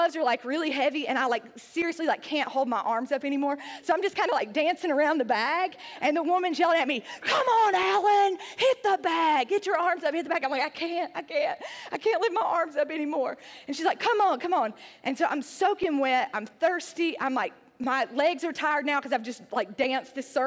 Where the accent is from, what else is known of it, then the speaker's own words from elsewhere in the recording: Sandy Ridge, North Carolina, United States; moved away as an adult; also born or lived in Nashville, Tennessee; I was a girl from Sandy Ridge, North Carolina. It's a rural town in the hills of North Carolina